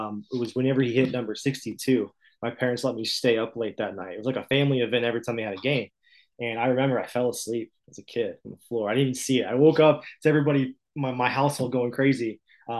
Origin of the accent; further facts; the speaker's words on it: Illinois, United States; born and raised in the Midwest.